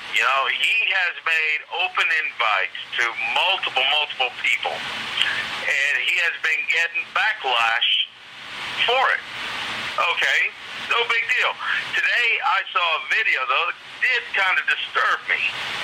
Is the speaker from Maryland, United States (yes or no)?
no; Yonkers, New York, United States; I'm from Yonkers.